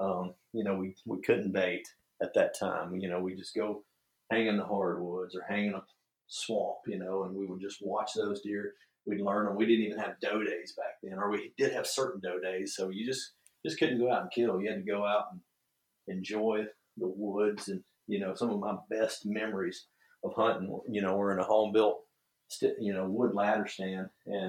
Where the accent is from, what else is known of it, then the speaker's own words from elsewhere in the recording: the South, United States; I was lucky or cursed enough, whatever you want to say it, that I grew up in the South hunt.